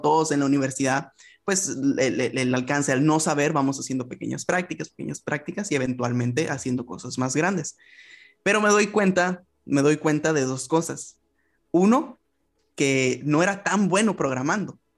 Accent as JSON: {"language": "Spanish", "town": "Ensenada", "region": "Baja California", "country": "Mexico", "said": "soy mexicano, eh, yo soy del norte del país, me encuentro en Baja California y en el municipio concretamente de Ensenada"}